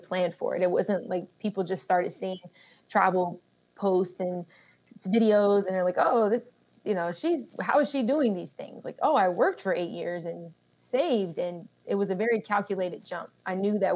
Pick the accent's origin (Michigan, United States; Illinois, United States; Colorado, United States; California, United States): Colorado, United States; Colorado Springs; also born or lived in Germany; I was born in Germany, but we went to Colorado Springs afterwards. So I actually grew up in Colorado Springs